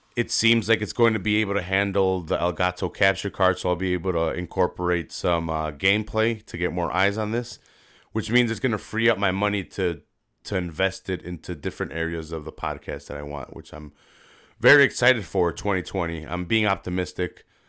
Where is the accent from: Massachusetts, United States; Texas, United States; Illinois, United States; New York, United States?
Illinois, United States; Chicago; I'm from Chicago